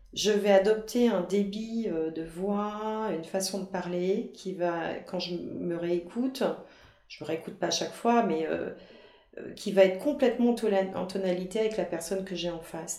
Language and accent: French; Brittany, France; en tant que bretonne, je dis toujours